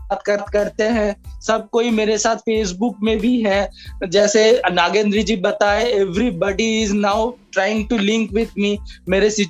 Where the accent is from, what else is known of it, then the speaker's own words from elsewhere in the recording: Durgapur, West Bengal, India; मैं दुर्गापुर से बिलोंग करता हूँ